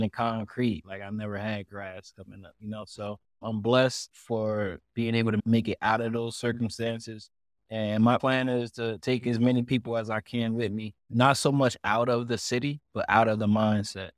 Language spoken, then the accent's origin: English; Elizabeth, New Jersey, United States; moved away as an adult; me growing up in Elizabeth